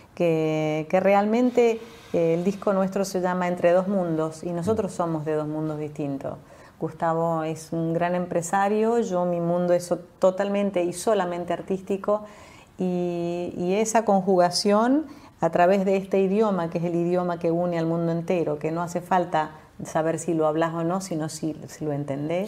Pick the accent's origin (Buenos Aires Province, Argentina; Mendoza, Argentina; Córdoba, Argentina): Mendoza, Argentina; moved away; also born or lived in Europe; Soy mendocina, sí. Cuando era muy joven partí a vivir a Europa